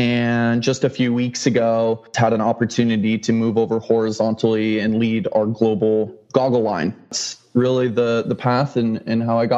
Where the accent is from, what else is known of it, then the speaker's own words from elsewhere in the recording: Idaho, United States; growing up in Idaho comes with fishing, hunting, outdoors, again, skiing.